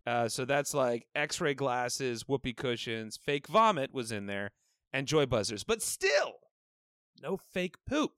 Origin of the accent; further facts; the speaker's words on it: Evanston, Illinois, United States; I'm from Evanston.